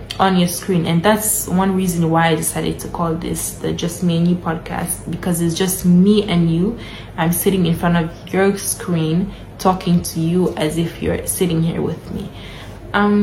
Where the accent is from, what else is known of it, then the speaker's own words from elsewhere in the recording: Gambia; I was born in the Gambia